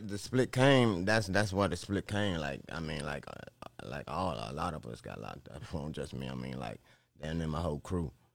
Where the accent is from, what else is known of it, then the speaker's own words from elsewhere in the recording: Nottoway, Virginia, United States; I'm from Virginia, Nottoway, Virginia, man. The four three four